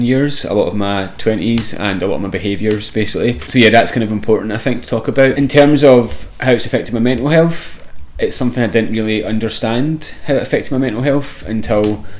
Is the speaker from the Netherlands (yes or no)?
no; Glasgow, Scotland, United Kingdom; moved away as an adult; also born or lived in London; So I grew up in the east end of Glasgow in an area called Mount Vernon